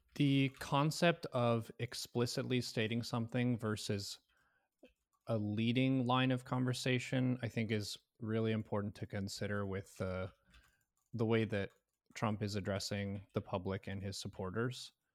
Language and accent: English; United States; as an American citizen